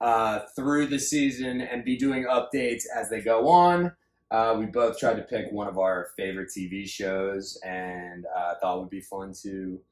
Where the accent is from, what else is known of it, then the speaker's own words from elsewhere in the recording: Northern Virginia, United States; now in Los Angeles, United States; I grew up in Northern Virginia.